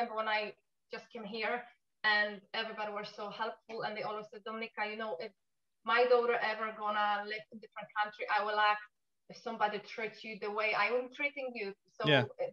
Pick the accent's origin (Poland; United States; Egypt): Poland; accent: Polish; English is a second language; moved away as an adult; now in Newry, United Kingdom; my Polish accent is still quite strong, even being here 17 years.